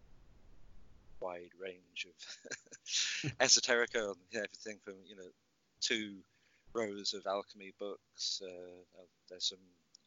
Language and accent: English; Wales, United Kingdom; moved away as an adult; also born or lived in London / Northern California / Ireland; I'm Welsh.